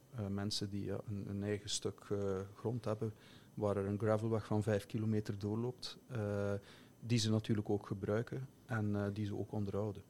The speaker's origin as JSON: {"language": "Dutch", "area": "Flemish Belgian", "region": "Flanders", "country": "Belgium", "moved": "yes", "lives_now": "Finland", "said": "mijn perceptie als, als Belg, Vlaming"}